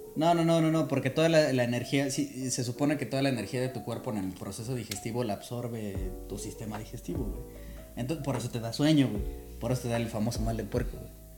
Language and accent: Spanish; Mexico; como mexicanos